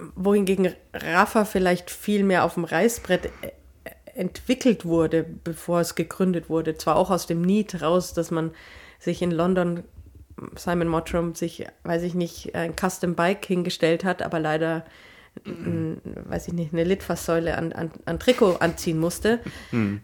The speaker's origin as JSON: {"language": "German", "country": "Germany", "said": "ich bin ja auch Deutscher."}